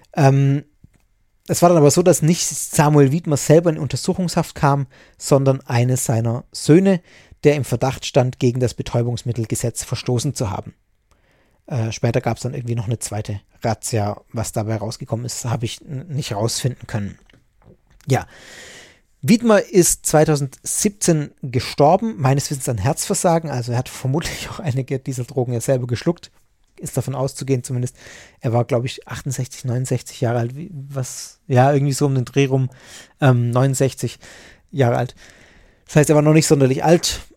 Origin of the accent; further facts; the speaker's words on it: Swabia, Germany; bei uns im Schwabenland